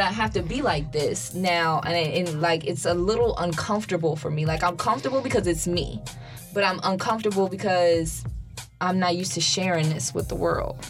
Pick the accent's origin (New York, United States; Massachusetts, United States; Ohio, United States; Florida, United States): Ohio, United States; Dayton; I'm from Dayton, Ohio